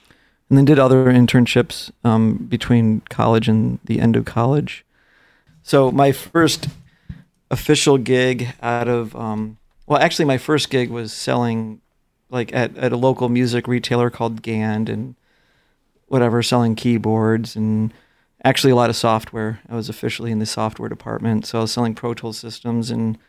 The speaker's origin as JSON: {"language": "English", "town": "Chicago", "region": "Illinois", "country": "United States", "said": "Probably the biggest stuff I did was like the Bulls. I'm from Chicago."}